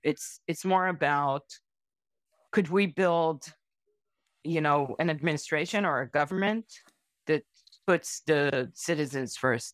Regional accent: Israel; I was born in Israel.

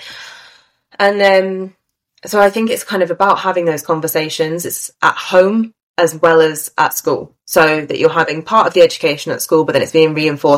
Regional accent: United Kingdom; my British point of view

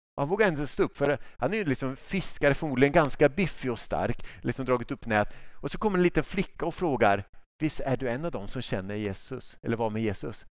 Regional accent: Sweden; jag som svensk

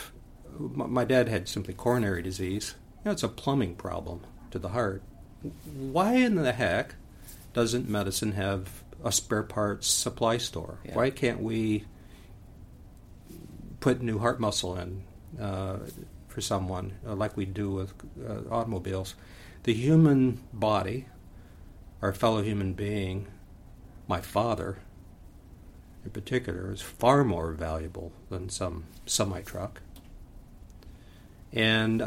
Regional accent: Niles, Michigan, United States; my hometown cemetery. It's called the Silver Brook Cemetery in Niles, Michigan.

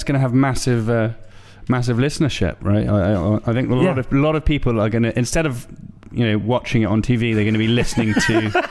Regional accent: London, United Kingdom; I've got a British passport. Well, I was born in Hammersmith, mate.

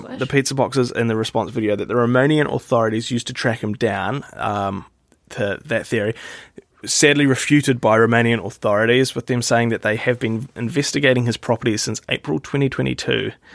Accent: New Zealand; I'm from New Zealand

